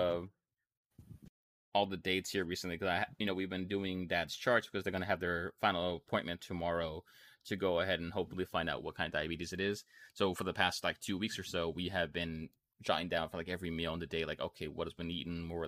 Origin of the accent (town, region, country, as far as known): United States